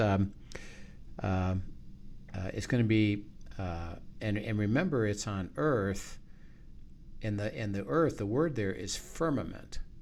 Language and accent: English; United States; I'm an American